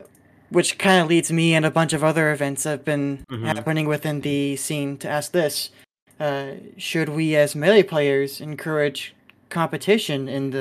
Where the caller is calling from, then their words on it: California, United States; I'm calling in from SoCal.